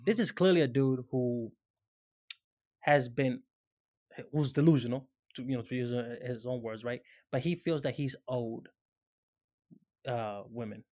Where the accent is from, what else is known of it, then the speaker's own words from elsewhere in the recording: Dominican Republic; moved away; I'm Dominican. You know what I'm saying? I grew up in the Dominican Republic